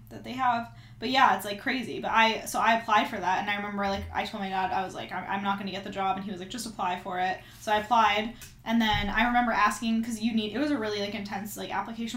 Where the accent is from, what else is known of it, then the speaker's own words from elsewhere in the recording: Canada; moved away; I'm Canadian.